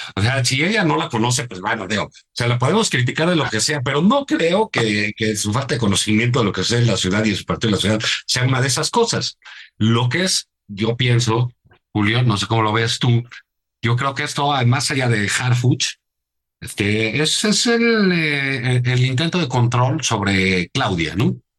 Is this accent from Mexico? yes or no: yes; Mexico City, Mexico; los que vivimos en la Ciudad de México